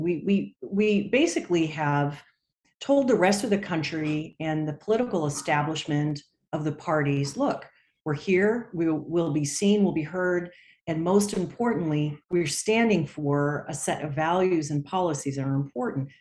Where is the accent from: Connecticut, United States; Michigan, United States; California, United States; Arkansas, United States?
California, United States; my home state of California